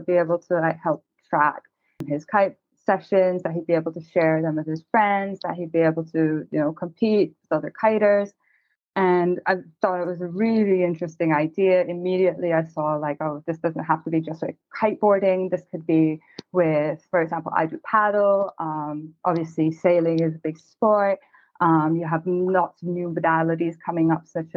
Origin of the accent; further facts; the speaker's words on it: Cayman Islands; I'm originally from the Cayman Islands, so naturally grew up on the water